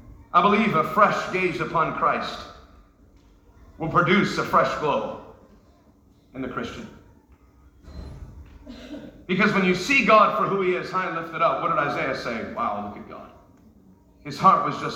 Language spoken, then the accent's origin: English; New York, United States; I'm from New York. My dad's from Brooklyn. My mother's from New Jersey.